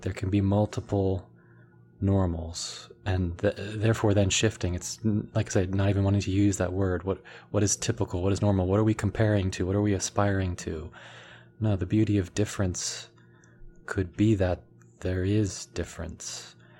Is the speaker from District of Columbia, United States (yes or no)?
yes; Washington, District of Columbia, United States; I was born in the Washington, D C area in the States